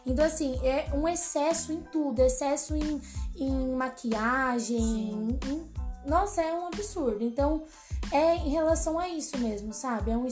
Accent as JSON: {"language": "Portuguese", "region": "São Paulo", "country": "Brazil", "lives_now": "Curitiba, Brazil", "said": "Então, como a Sara falou … Eu tenho 24 anos, eu sou de São Paulo."}